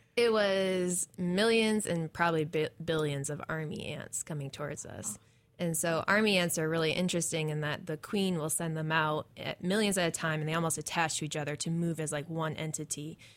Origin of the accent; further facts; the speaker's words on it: New England, United States; moved away as an adult; also born or lived in Maine / Michigan / New Hampshire; now in Corvallis, United States; I'm from New England, I'm from a lot of nature